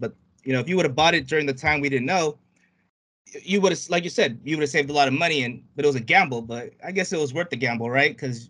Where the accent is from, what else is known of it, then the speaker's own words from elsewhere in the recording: United States; growing up here in the States, us Filipinos